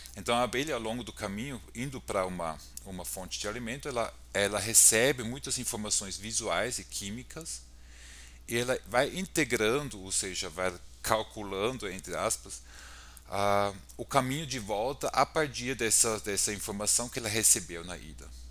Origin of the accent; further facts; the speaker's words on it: Austria; Portuguese is a second language; moved away as an adult; now in São Paulo, Brazil; eu sou austríaco, ah, trabalho aqui na Universidade de São Paulo atualmente